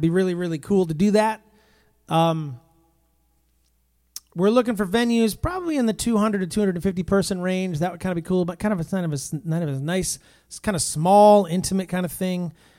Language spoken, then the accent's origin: English; New Jersey, United States; I'm from New Jersey.